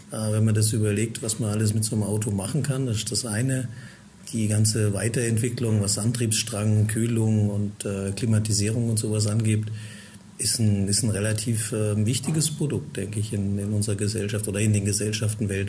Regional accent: Heidelberg, Baden-Württemberg, Germany; Also ich bin in Heidelberg geboren, dort aufgewachsen in der Gegend

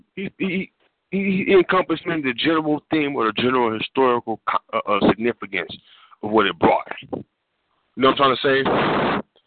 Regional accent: West Coast, United States; I'm from the West Coast. We don't speak indirectly

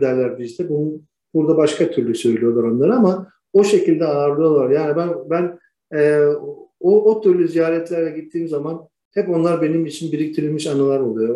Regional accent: Istanbul, Turkey; moved away as an adult; also born or lived in Rumelia (ancestry); now in Sanya, China; İstanbul doğumluyum.

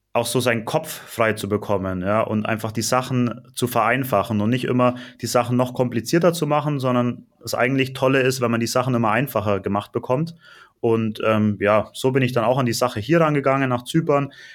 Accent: Allgäu, Bavaria, Germany; moved away as an adult; also born or lived in Nuremberg, Germany; now in Cyprus; ich komme gar nicht aus Nürnberg, sondern ich komme aus dem Allgäu

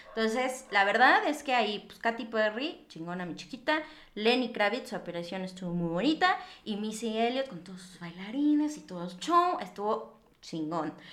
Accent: Mexico; como mexicanos o como latinoamericanos

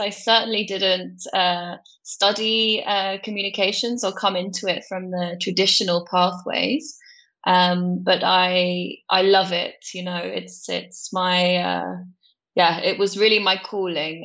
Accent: Cornwall, South West England, United Kingdom; moved away as an adult; also born or lived in London / Netherlands; I grew up in a place called Cornwall in the UK

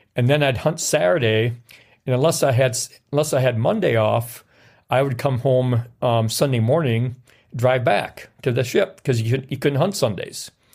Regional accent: Wisconsin, United States; also born or lived in Norfolk, Virginia; I knew from experience from going up north and going around the Wisconsin River area

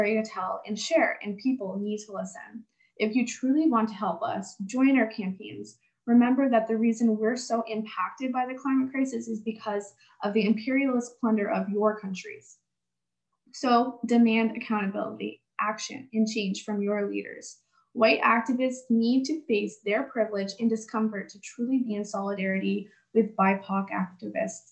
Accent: Canada; I live in the West, I come from Canada

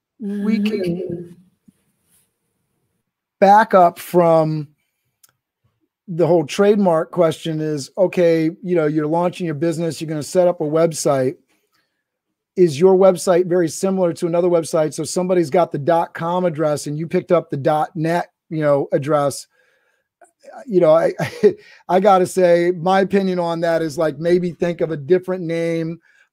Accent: Canada; Sorry, I'm Canadian.

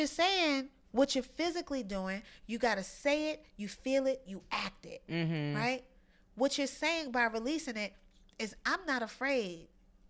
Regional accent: Brooklyn, New York, United States; I grew up in Brownsville in Brooklyn. We out here. In the hood, you know what I mean?

